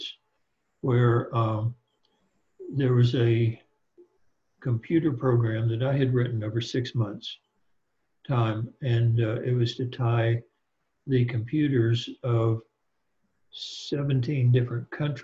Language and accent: English; Deep South, United States; I was raised in the Deep South